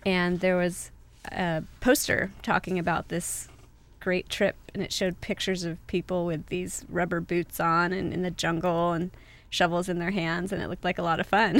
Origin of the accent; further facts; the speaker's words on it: San Clemente, California, United States; also born or lived in Laguna Hills / Laguna Beach / Trabuco Canyon; I was born in San Clemente, and I have pretty much a typical Orange County upbringing.